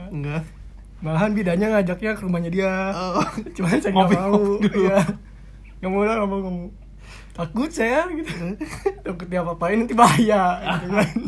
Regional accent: Kuningan, West Java, Indonesia; kalau saya sih lahir di Kuningan lahir di Kuningan cuman brojol doang gitu di Kuningan tuh jadi nggak sempet ke kota lain jadi udah Kuningan aja

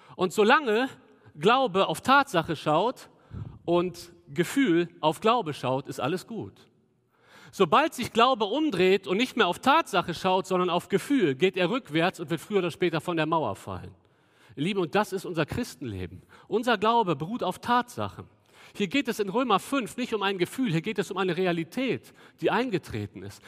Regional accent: Cologne, North Rhine-Westphalia, Germany; wir als Kölner

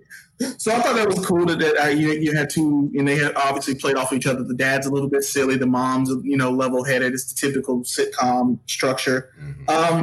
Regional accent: North Carolina, United States; we're both from North Carolina

